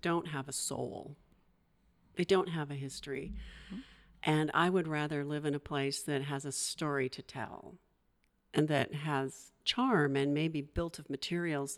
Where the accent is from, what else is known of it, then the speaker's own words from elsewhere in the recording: Eastern Washington, United States; moved away as an adult; also born or lived in Seattle; now in Astoria, United States; I'm originally from Eastern Washington